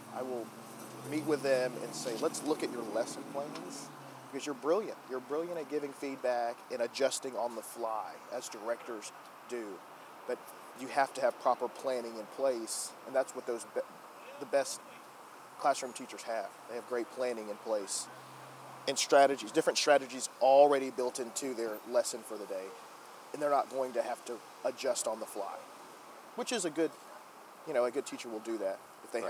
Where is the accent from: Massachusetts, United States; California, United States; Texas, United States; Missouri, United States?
Texas, United States; Gatesville; I grew up in Gatesville, Texas